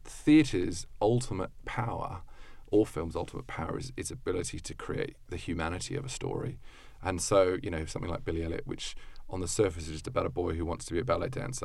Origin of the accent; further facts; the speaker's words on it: Australia; moved away as an adult; as an Australian